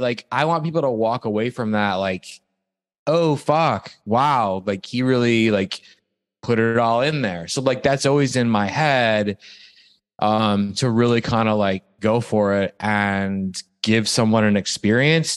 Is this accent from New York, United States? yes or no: no; Toledo, Ohio, United States; moved away; I'm from a place called Toledo, Ohio, which is 40 minutes